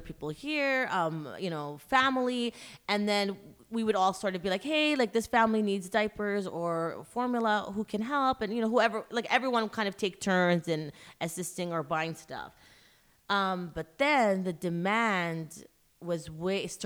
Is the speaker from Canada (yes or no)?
yes; Canada; moved away as an adult; also born or lived in Iraq; now in Dubai, United Arab Emirates; Canadian. I've been in Dubai for the last 7 years